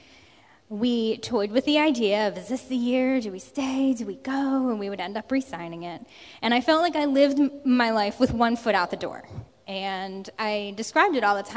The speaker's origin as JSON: {"language": "English", "region": "New Jersey", "country": "United States", "tie": "born or raised there", "moved": "as an adult", "lives_now": "Massachusetts, United States", "said": "I grew up in South Jersey"}